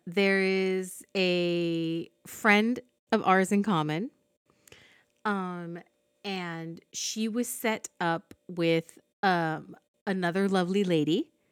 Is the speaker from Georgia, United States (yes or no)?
no; Fillmore, California, United States; also born or lived in Ventura, California; I lived in Fillmore at the time